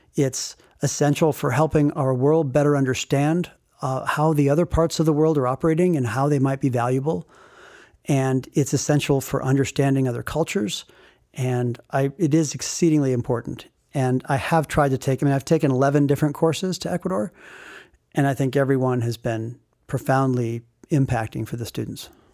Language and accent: English; Rifle, Colorado, United States; growing up in Rifle